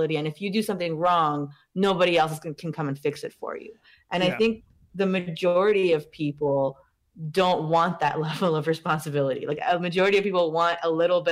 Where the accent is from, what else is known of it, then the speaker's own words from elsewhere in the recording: Iran; moved away; I'm from Iran.